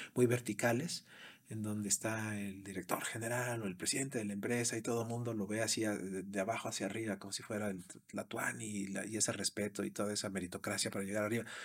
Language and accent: Spanish; Mexico; moved away as an adult; also born or lived in Brazil / London, England; now in United States; siendo mexicano